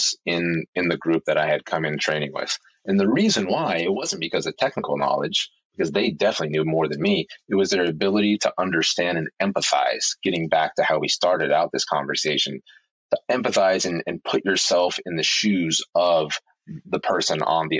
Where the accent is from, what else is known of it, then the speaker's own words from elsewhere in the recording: Oklahoma City, Oklahoma, United States; I grew up in Oklahoma City, which is, you know, basically center of, you know, middle America.